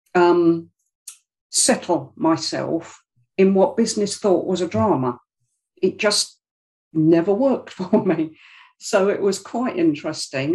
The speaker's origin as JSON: {"language": "English", "region": "London", "country": "United Kingdom", "tie": "born or raised there", "moved": "yes", "said": "I'm from South London originally, about South London it's from Greenwich."}